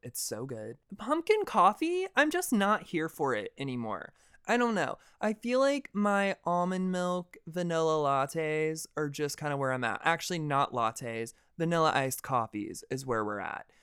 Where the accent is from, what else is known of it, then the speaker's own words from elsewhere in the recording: deep south of Georgia, United States; I'm from the deep south of Georgia in the middle of fucking nowhere